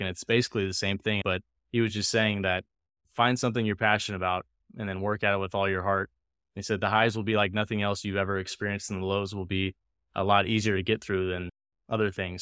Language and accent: English; Tulsa, Oklahoma, United States; also born or lived in South Carolina; I'm from Tulsa originally